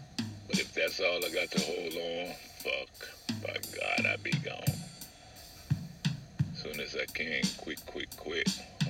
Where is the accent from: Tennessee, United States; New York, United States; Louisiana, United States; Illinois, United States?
Louisiana, United States; New Orleans; I'm from Desire Project.